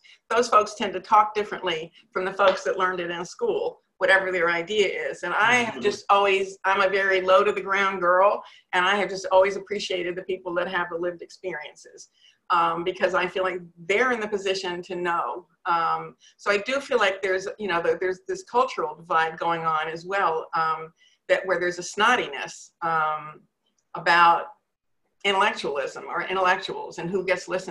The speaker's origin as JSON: {"language": "English", "region": "Northeast", "country": "United States", "also_born_or_lived": "Manhattan, New York", "moved": "as an adult", "lives_now": "North Carolina, United States", "said": "I come from the Northeast"}